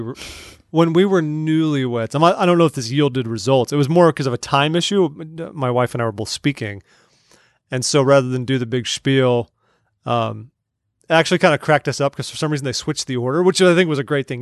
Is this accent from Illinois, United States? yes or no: no; California, United States; moved away; We're originally from California.